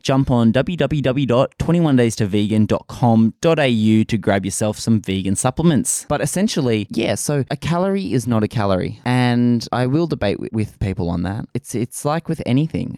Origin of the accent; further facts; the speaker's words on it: Australia; accent: bogan Australian; I am Australian